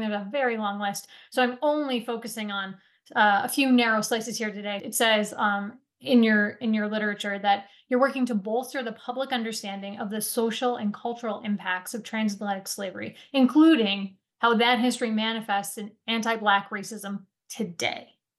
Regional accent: Stamford, Vermont, United States; my hometown of Stamford, Vermont

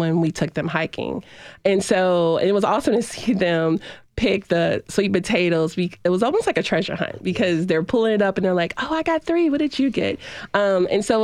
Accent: Nashville, Tennessee, United States; I grew up in Nashville, and I learned how to swim in Napier Elementary School

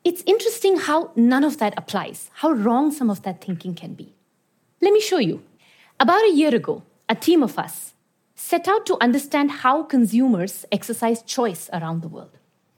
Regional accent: Iran; also born or lived in India; I've lived and worked in some very diverse countries around the world. I was born in India, but I grew up in Iran.

